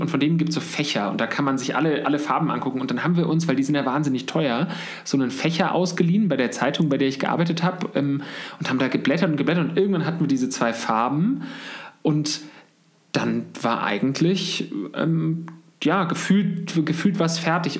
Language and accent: German; Munich, Bavaria, Germany; wir sitzen jetzt gerade in München, wo ich auch geboren bin